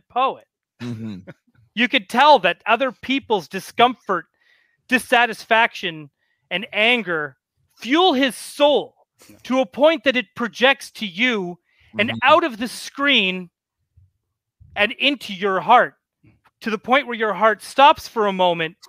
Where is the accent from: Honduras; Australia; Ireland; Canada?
Canada; I'm Canadian